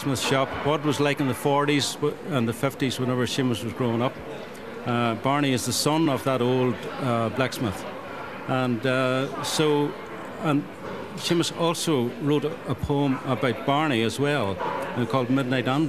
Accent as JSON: {"language": "English", "town": "Magherafelt", "region": "Northern Ireland", "country": "United Kingdom", "tie": "born or raised there", "also_born_or_lived": "Australia / England", "said": "my hometown, Magherafelt"}